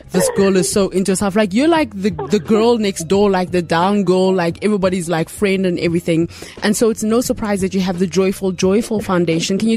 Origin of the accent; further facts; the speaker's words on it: Nigeria; accent: Nigerian; don't make me come pull out my small Niger accent.